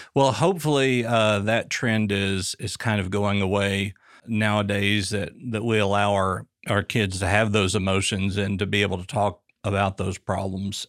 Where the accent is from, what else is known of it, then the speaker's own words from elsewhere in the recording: Booneville, Arkansas, United States; moved away; moving to central Arkansas, I was raised in Booneville.